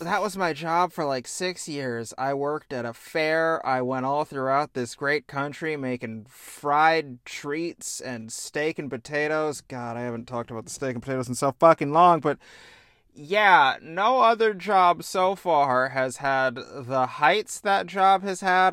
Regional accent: Indiana, United States; I like cornhole, which means I'm also from Indiana

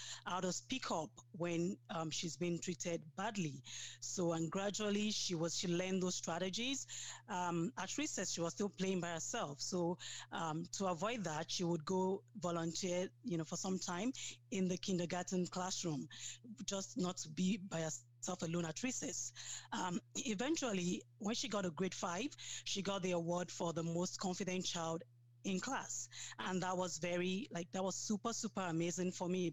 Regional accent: Nigeria; moved away as an adult; now in Sudbury, Canada; I'm from Nigeria. I came to Canada 5 years ago.

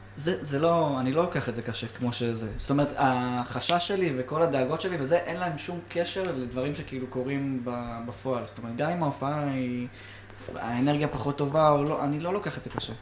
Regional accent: Afula, Northern District, Israel; איפה שאני ספציפית גדלתי זה יותר באמת באווירת מושב

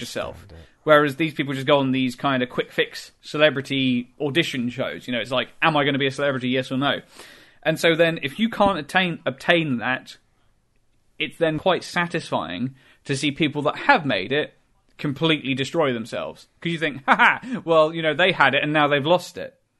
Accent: England, United Kingdom; I'm from England. I'm, you know, I'm British through and through.

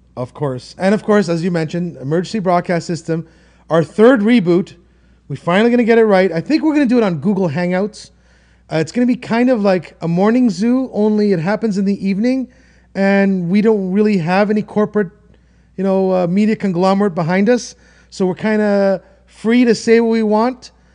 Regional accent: Toronto, Ontario, Canada; I'm from Toronto and I'm in Toronto, I am Toronto.

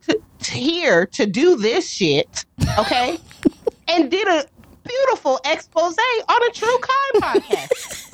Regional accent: United States; I have a stupid American tongue and a stupid American brain

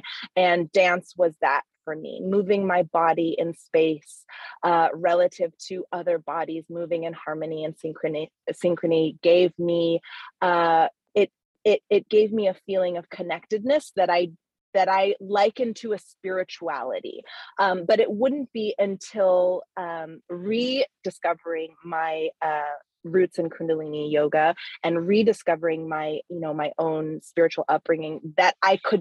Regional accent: Hawaii, United States; moved away as an adult; also born or lived in Canada / New York City; I was actually born in Canada. And then we moved to Hawaii when I was a kid. So Hawaii is really like, you know, that's where my blood, sweat, and tears of like the pains of adolescence are. So that's my home. So I grew up in Hawaii

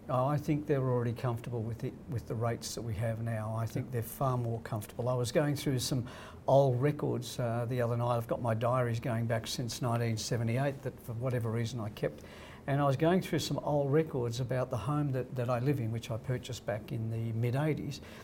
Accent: Crookwell, New South Wales, Australia; born or raised there; moved away; also born or lived in Sydney

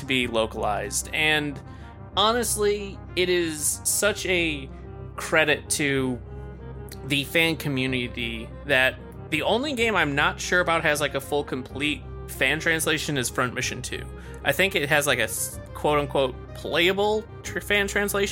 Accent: United States; I'm stupid American

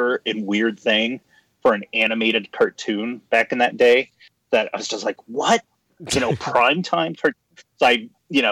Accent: Ohio, United States; now in Los Angeles, United States; growing up in Ohio

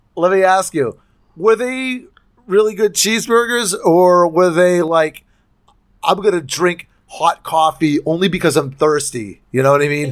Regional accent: United States; I don't speak French 'cause I'm an American

